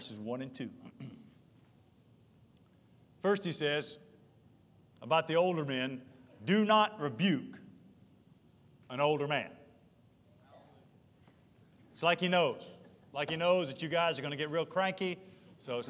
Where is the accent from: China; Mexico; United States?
United States; Charlotte, North Carolina; I grew up in East Charlotte off Albemarle Road, Burnham Woods and in Mint Hill